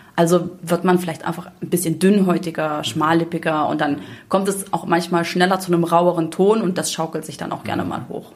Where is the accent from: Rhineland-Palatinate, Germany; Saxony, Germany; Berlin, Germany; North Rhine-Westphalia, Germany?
Saxony, Germany; ich komme selber aus Sachsen